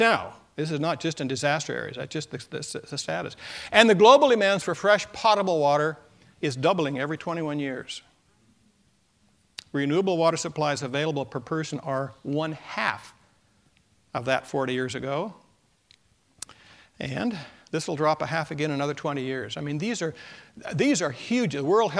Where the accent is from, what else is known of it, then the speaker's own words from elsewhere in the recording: Hanford, Washington, United States; I came from the Hanford area, and I want to talk about that.